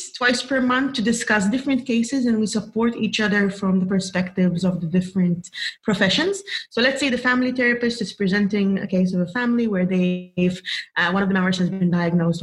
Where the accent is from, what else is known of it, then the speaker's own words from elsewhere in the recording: Malta; I'm from Malta